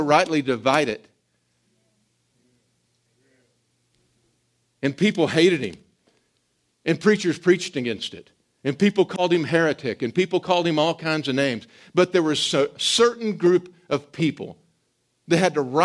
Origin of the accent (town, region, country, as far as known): United States